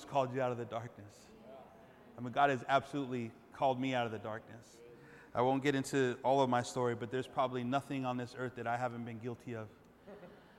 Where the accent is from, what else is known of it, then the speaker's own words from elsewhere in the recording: Los Angeles, California, United States; moved away; I'm from East Los.